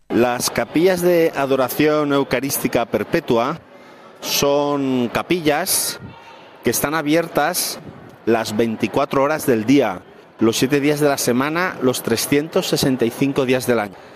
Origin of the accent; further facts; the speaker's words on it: Valencia, Valencian Community, Spain; moved away as an adult; also born or lived in Granada; now in Madrid, Spain; soy de Valencia, eh, ahora actualmente estoy trabajando en Madrid